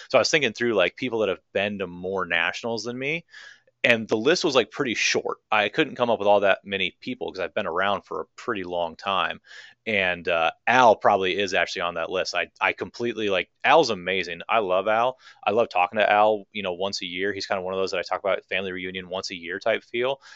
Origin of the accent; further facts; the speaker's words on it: Minneapolis, Minnesota, United States; I'm from Minneapolis, Minnesota